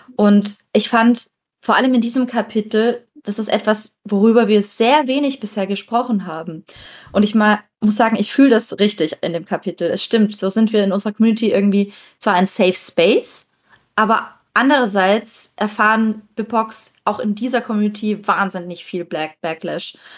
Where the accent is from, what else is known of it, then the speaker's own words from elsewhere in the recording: Southern Germany, Germany; wir sind in Süddeutschland aufgewachsen